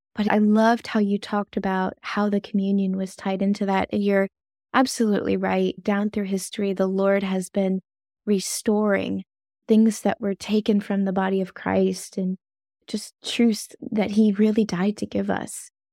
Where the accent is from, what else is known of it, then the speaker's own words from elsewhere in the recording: the South, United States; accent: Southern; I've been told I have a Southern accent.